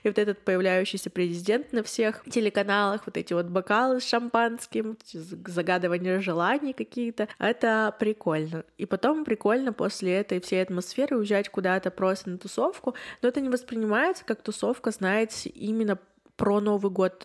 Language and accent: Russian; Yekaterinburg, Sverdlovsk Oblast, Russia; я из Екатеринбурга